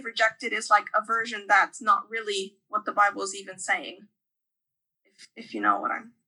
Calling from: Limerick, Munster, Ireland; Right now I'm calling from Limerick, Ireland, for the holidays.

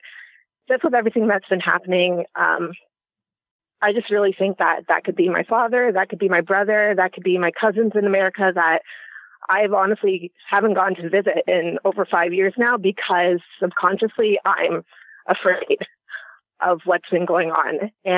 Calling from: Canada; First of all, I'm calling from Canada

